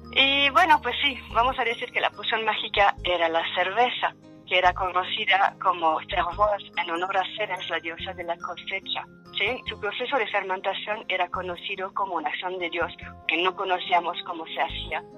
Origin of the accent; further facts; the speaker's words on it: Wallonia, Belgium; first language French; Spanish is a second language; moved away; francés, que es mi idioma natal